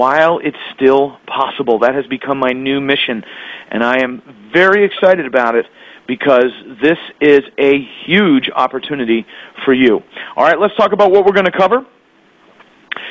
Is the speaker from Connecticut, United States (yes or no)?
yes; Connecticut, United States; moved away as an adult; also born or lived in Florida; I grew up in Connecticut, got married, and moved to Florida in 1993